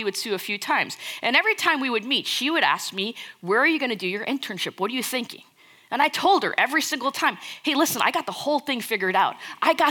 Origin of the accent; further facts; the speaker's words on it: United States; moved away as an adult; now in Dallas, United States; I was born and raised in the New York, New Jersey area. Basically lived there my entire life until I moved here to Dallas 5 years ago for seminary